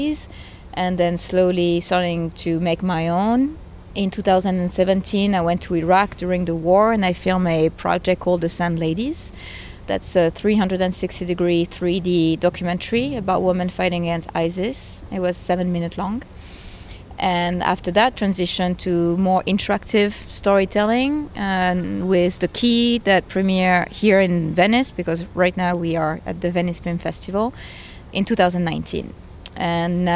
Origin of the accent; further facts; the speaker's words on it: France; moved away; I'm originally from France